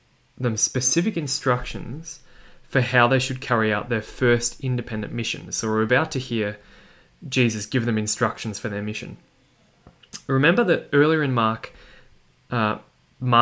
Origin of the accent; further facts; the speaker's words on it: Australia; my accent that you can probably hear, that I'm from Australia